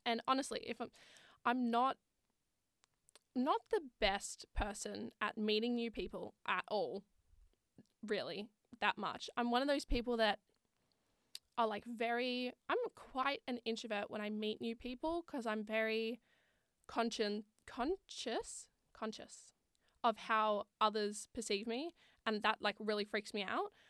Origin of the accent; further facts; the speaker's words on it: Sydney, New South Wales, Australia; moved away as an adult; now in Wollongong, Australia; I'm originally from Sydney and I moved to Wollongong for uni